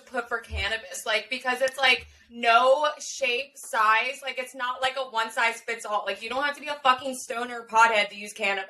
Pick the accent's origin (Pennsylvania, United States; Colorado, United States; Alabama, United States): Pennsylvania, United States; here in my home state